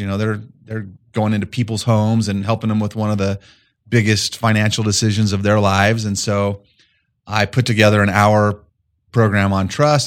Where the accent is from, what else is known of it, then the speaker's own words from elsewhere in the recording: Colorado, United States; moved away as an adult; also born or lived in Fort Collins, Colorado; I grew up about three hours east of here in a small farm community